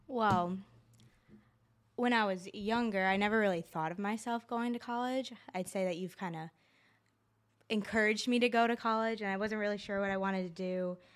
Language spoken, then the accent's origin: English; Mayfield, New York, United States; I grew up in Mayfield, New York.